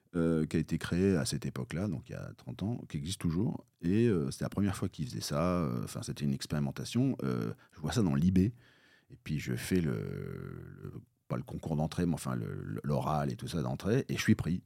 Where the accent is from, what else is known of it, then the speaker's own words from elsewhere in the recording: Bayeux, Normandy, France; moi je suis normand, donc je suis né à, côté de Bayeux, j'ai fait un collège, euh, puis le lycée